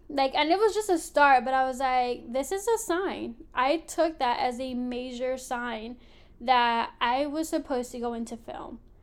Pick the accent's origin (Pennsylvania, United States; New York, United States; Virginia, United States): Pennsylvania, United States; Philadelphia; I grew up in Philly, born and raised